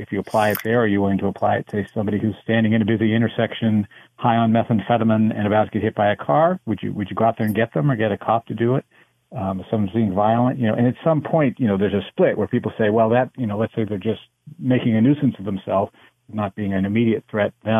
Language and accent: English; United States; I am American, but I've been spending time in Canada.